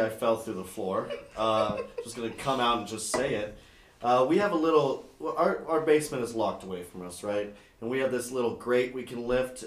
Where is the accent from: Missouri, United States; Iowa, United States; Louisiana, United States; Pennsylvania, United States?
Pennsylvania, United States; Pittsburgh; I'm from Pittsburgh.